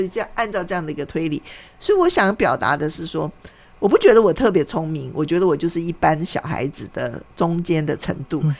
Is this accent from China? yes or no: no; Tainan, Taiwan; 我们台南人叫它叫大菜市嘛